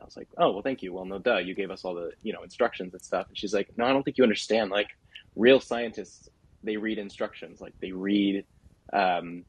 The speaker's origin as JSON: {"language": "English", "region": "Southern California", "country": "United States", "tie": "born or raised there", "said": "I grew up in Southern California."}